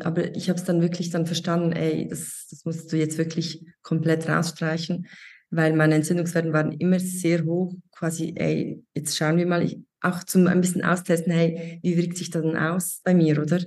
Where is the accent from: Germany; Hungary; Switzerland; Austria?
Switzerland; ich bin aus der Schweiz.